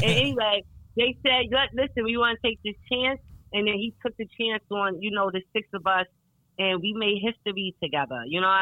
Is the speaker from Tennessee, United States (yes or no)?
no; New York City, New York, United States; I'm from New York City. I've been walking my whole life